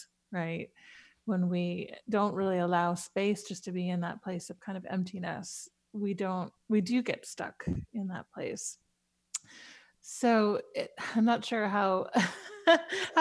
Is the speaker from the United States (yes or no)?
yes; New York City, New York, United States; as a child growing up in New York City